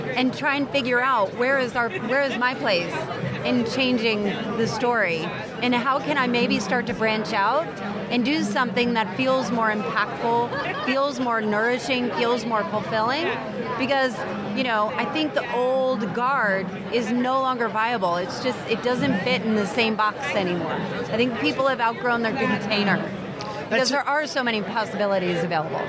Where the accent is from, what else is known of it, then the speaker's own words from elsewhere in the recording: New Jersey, United States; now in Atlanta, United States; I grew up in New Jersey